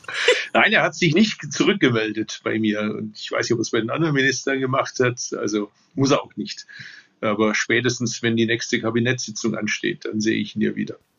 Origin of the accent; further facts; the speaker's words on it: Stuttgart, Baden-Württemberg, Germany; Ich komme aus Stuttgart